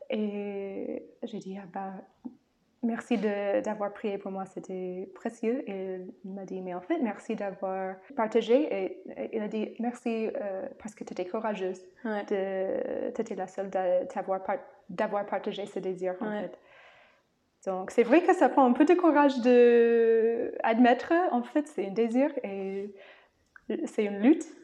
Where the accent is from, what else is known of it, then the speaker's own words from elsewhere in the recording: United States; French is a second language; moved away; en tant qu'américaine.